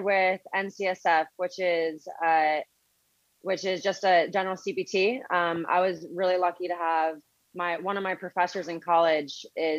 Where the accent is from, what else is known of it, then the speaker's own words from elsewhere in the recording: Connecticut, United States; moved away as an adult; now in New York City, United States; I grew up in Connecticut